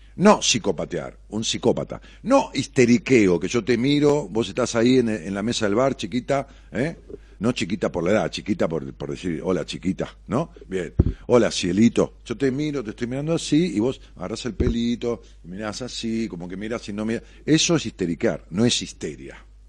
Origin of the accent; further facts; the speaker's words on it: Ramos Mejía, Buenos Aires Province, Argentina; yo voy a Ramos, es mi pueblo